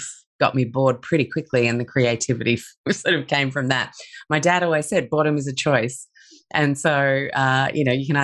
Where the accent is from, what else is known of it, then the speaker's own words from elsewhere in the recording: Sydney, New South Wales, Australia; also born or lived in London / Chicago; I grew up in Sydney from the age of 6.